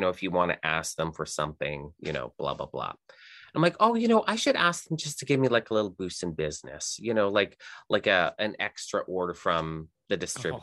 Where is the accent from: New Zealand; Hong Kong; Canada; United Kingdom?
Canada; moved away as an adult; also born or lived in Texas, United States; I'm Canadian, and the company that I was working for transferred me to Texas, and then when did I move back here? 2012. I moved back here to Canada